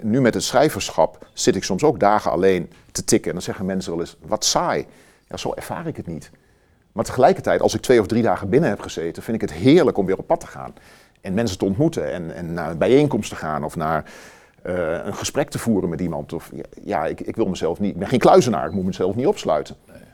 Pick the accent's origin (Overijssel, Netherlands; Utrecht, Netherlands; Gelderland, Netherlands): Overijssel, Netherlands; Wierden; also born or lived in Almelo; ik ben getogen in Wierden. Ja. Onder de rook van Almelo